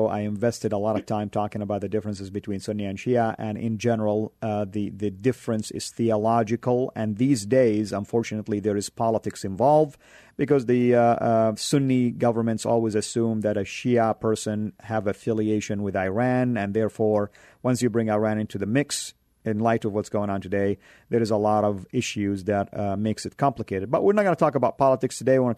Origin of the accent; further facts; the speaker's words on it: Saudi Arabia; I am from Saudi